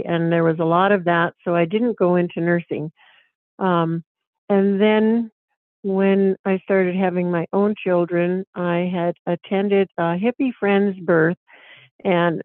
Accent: North Dakota, United States; this is my home state. I was raised on a farm just 8 miles from where I live right now

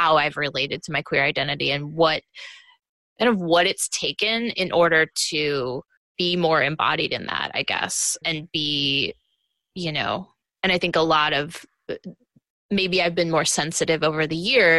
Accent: Missouri, United States; I grew up in Missouri

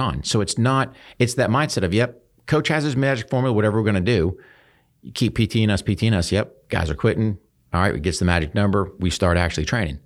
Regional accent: New Hampshire, United States; I grew up in New Hampshire

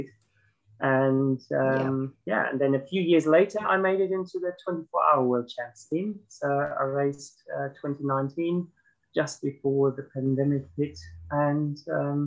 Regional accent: Germany; English is a second language; moved away as an adult; As you can hear from my accent, I'm originally not from here. So I came from Germany in 2011.

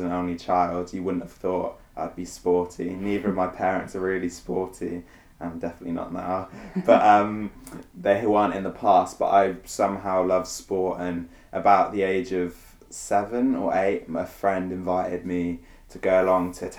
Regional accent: Gloucester, South West England, United Kingdom; I was born in a place called Gloucester, which is kind of near Wales, but still in England, for those of you who don't know. I grew up as an only child with my two parents.

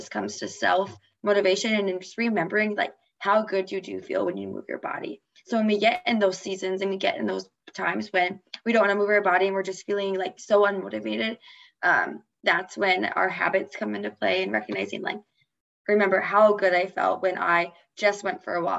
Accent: Fargo, North Dakota, United States; when I'm back at in my hometown and like in Fargo

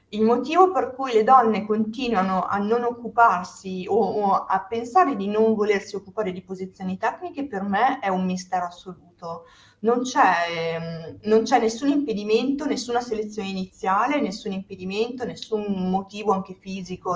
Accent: Sicily, Italy; also born or lived in Trentino / Milan; now in Dubai, United Arab Emirates; sono siciliana sono poi andata a vivere in Trentino dove tra le altre cose ho studiato

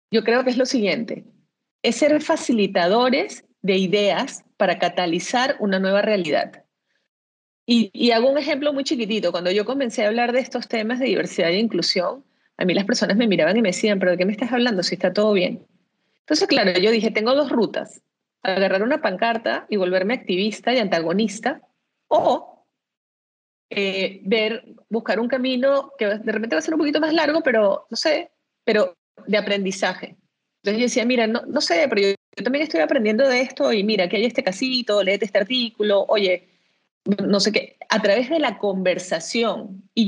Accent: Venezuela; now in Peru; soy venezolana.

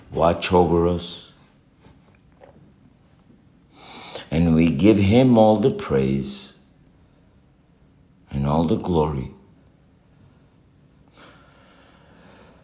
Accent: Los Angeles, California, United States; I was born in Hollywood, California

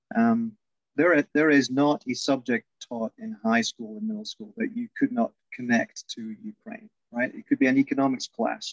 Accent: central Scotland, United Kingdom; born or raised there

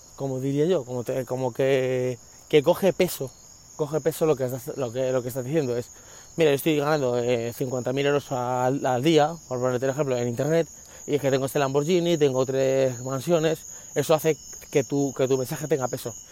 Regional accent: Spain; now in United States; yo nací en España

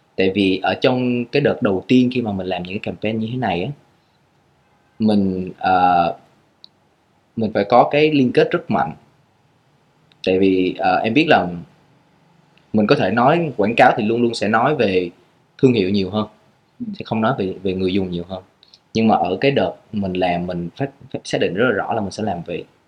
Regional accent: Vietnam; mình là người Việt Nam

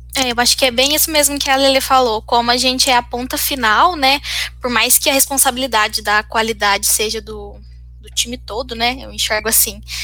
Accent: Minas Gerais, Brazil; now in Campinas, Brazil; eu não, não sou daqui, sou de Minas

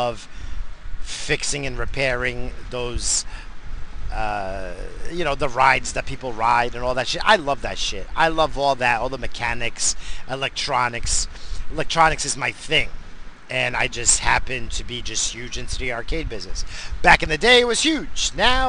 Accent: New England, United States; So, but I grew up in New England, so I liked what I liked growing up, you know.

